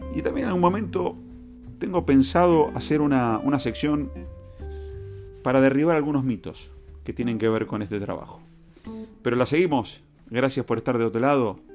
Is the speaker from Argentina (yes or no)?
yes; Argentina; soy argentino y me gusta ser argentino.